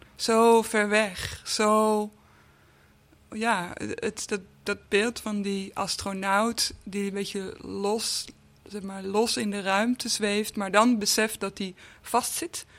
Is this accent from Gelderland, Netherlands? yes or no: no; Amsterdam, North Holland, Netherlands; Amsterdam-Noord, waar ik ook vandaan kom, waar, eh, waar ik ben opgegroeid